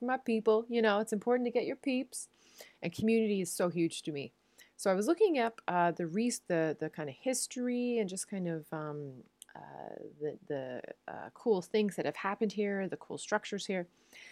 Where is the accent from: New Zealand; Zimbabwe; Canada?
Canada; Newfoundland and Labrador; now in Netherlands; I'm a Newfoundlander and a Canadian